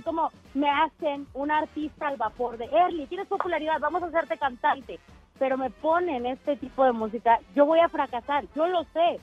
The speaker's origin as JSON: {"language": "Spanish", "region": "Mexico City", "country": "Mexico", "said": "soy de aquí de Ciudad de México."}